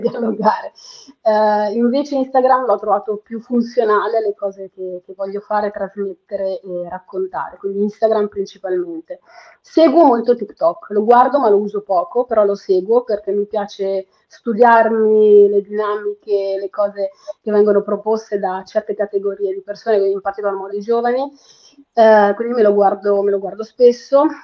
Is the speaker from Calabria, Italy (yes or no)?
no; Perugia, Umbria, Italy; moved away as an adult; now in Milan, Italy; io sono nata e cresciuta a Perugia, Umbria, Italia